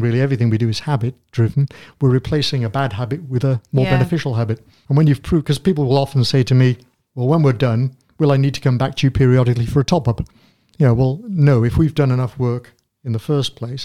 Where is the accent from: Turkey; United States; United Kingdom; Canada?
United Kingdom; we're British